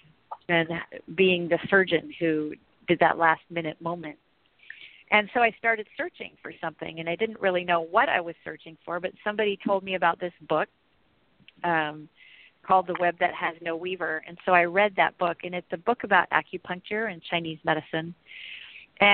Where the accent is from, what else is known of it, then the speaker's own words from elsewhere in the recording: Germany; now in Santa Rosa, United States; I was living in Germany. I was born in Germany